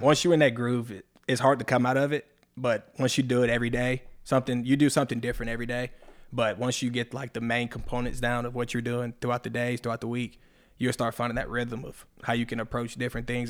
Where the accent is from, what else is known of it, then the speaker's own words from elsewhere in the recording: Locust Grove, Georgia, United States; accent: southern; also born or lived in Atlanta, Georgia / Tennessee; when I moved, I moved down to Locust Grove, about the age of seven, eight, seven, eight years old. Moved down to Locust Grove. Been here ever since.